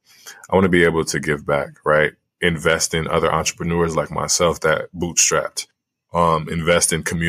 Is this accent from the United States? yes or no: no; Liberia; moved away; invest in my home country in Liberia